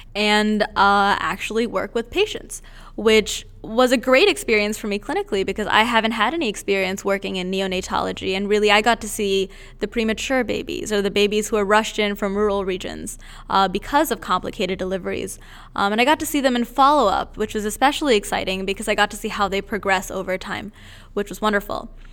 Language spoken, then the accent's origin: English; India; moved away; I'm originally from India